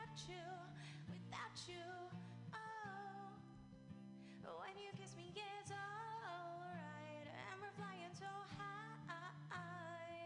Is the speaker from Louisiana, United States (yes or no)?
yes; Louisiana, United States; now in San Francisco, United States; I grew up in Louisiana, the, like, younger part of my growing up